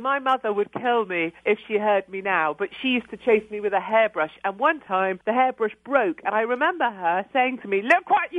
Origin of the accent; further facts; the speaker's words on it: United Kingdom; we have this reserved thing, don't we, being British?